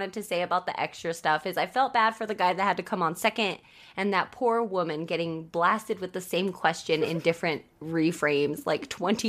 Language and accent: English; United States; proving that I am American because I've lived here my entire life. I was born and raised here.